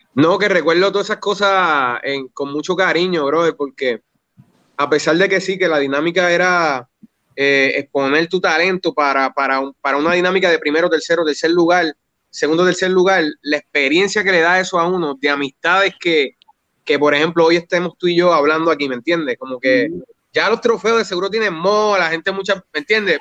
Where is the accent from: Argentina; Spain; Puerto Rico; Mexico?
Puerto Rico; Yabucoa; also born or lived in Humacao; yo me crié en Yabucoa